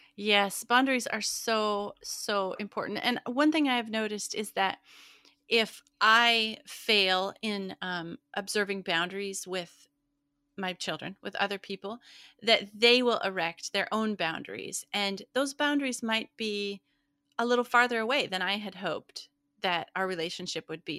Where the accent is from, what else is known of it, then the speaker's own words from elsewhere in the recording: Montana, United States; now in Midwest, United States; where I grew up in Montana